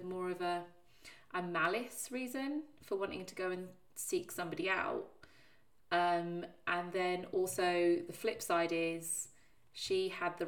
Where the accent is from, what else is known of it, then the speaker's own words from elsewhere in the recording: Plymouth, South West England, United Kingdom; I was born in Plymouth, which is the bottom of England